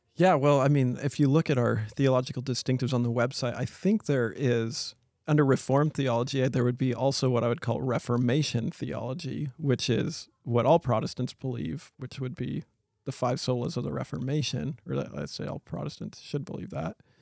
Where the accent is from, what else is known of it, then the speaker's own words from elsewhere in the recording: Chewelah, Washington, United States; I grew up in Cholula, Washington